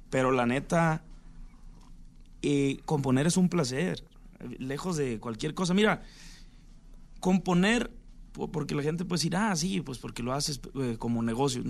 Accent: Sinaloa, Mexico; yo soy de Sinaloa también.

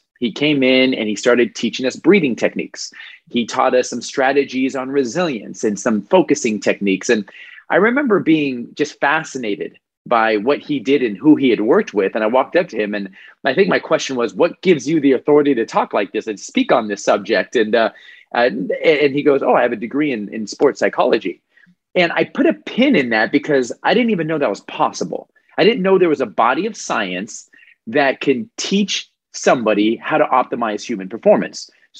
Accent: Los Angeles, California, United States; moved away as an adult; now in Bradenton, United States; Born and raised in Los Angeles, yes, yes.

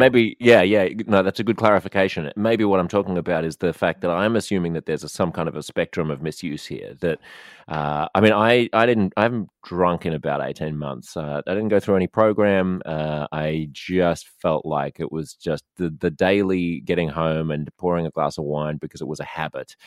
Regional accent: Australia

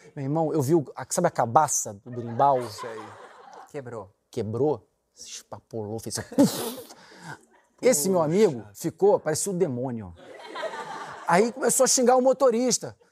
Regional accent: Rio de Janeiro, Brazil

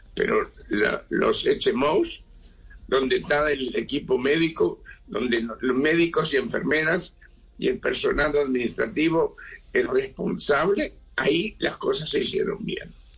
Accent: Uruguay; now in Israel; En el Uruguay, yo, yo soy uruguayo

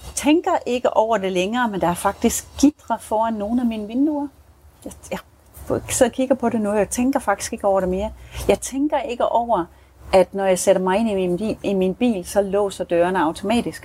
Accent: Denmark; now in South Africa; vi har det i Danmark

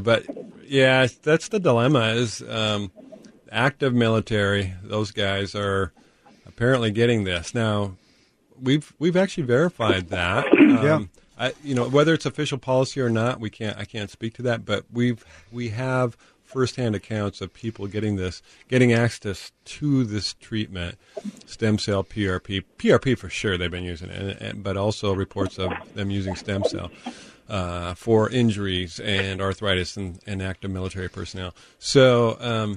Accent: Tacoma, Washington, United States; from Tacoma originally.

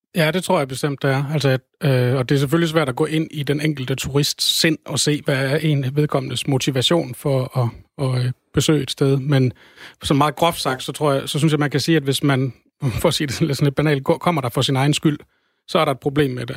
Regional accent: Denmark; jeg som dansker

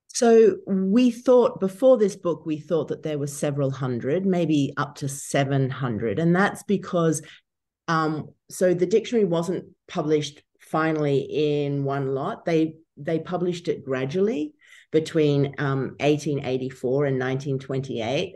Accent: Brisbane, Queensland, Australia; moved away as an adult; also born or lived in Canberra / Oxford; I'm from Brizzy

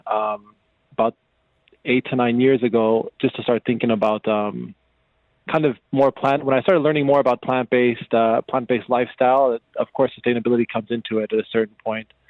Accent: Las Vegas, Nevada, United States; moved away; born and raised in Las Vegas, the United States

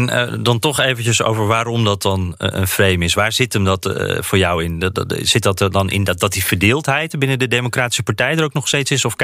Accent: Netherlands; now in Washington, United States; wij als Nederlander

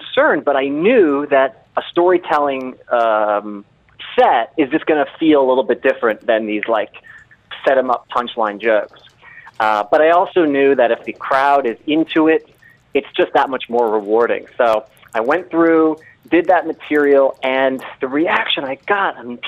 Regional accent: Long Island, New York, United States; I grew up in New York. I grew up on Long Island

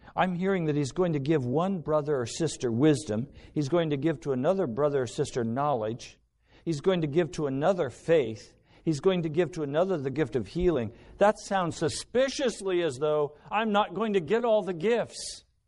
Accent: United States; everything I've been taught as an American

